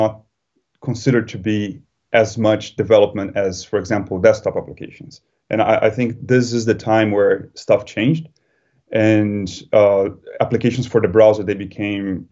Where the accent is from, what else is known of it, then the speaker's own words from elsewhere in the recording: Brazil; moved away as an adult; also born or lived in Germany; now in London, United Kingdom; I am originally from Brazil, even though now I live in London. But before coming to London, I lived in Germany for 2 years.